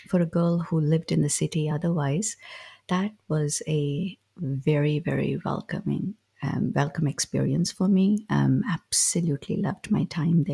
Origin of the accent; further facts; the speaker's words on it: South India, India; As a child, growing up in South India